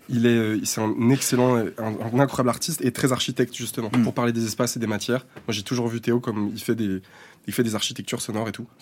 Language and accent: French; Saint-Étienne, Auvergne-Rhône-Alpes, France; now in Paris, France; c'est un territoire d'enfance